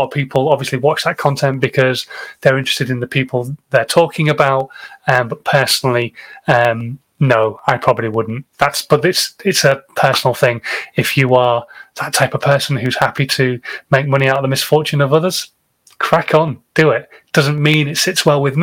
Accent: England, United Kingdom; I'm English and I don't speak many other languages

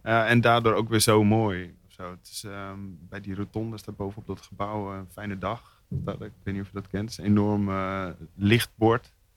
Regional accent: Zwolle, Overijssel, Netherlands; moved away as an adult; now in Rotterdam, Netherlands; Zwolle, daar kom ik vandaan

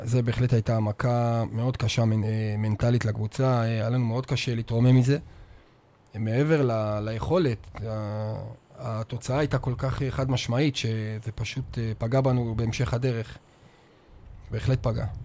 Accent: Northern Israel, Israel; moved away as an adult; now in Beersheba, Israel; אני צפוני מדי, אז לא היה לי ספק בכלל שהייתי נשאר לגור פה כל החיים

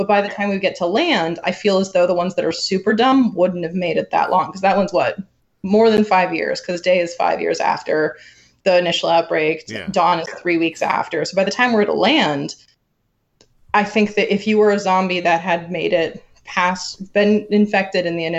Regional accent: Ireland; as an Irish person

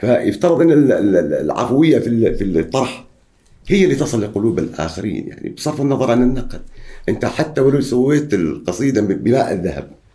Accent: Oman; عندنا في عمان

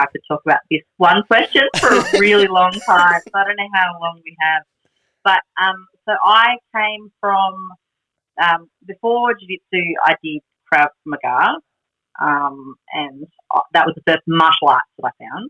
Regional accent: Australia

